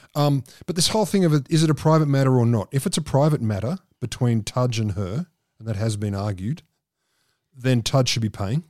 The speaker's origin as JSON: {"language": "English", "country": "Australia", "said": "I said, \"Australia.\""}